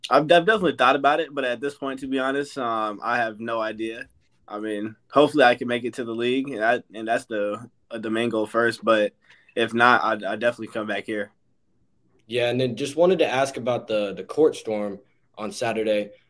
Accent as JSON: {"language": "English", "town": "San Jose", "region": "California", "country": "United States", "tie": "born there", "lives_now": "Las Vegas, United States", "said": "I'm from. I was born in San Jose, and I moved to Vegas, so I, I live pretty close close to the beach"}